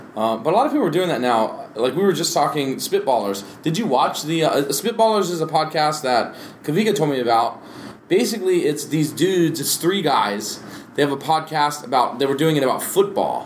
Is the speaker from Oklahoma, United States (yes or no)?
no; Maryland, United States; now in Hawaii, United States; I'm from Maryland